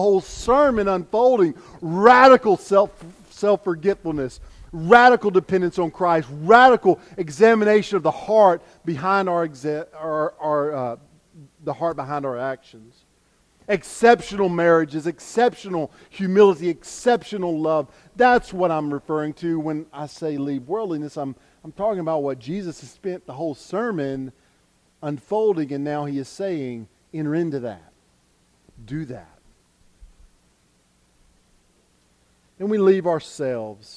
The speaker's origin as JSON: {"language": "English", "country": "United States", "said": "us as American"}